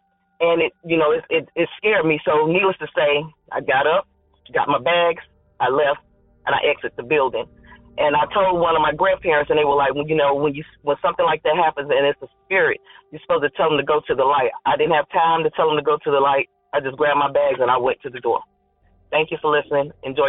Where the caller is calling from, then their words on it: North Carolina, United States; I'm calling from North Carolina.